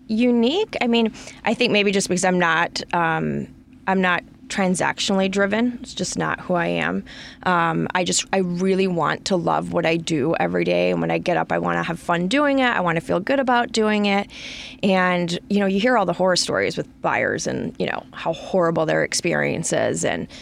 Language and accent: English; Farmington Hills, Michigan, United States; That is a Michigan number. I'm from Farmington Hills, went to high school there, and I've kept it.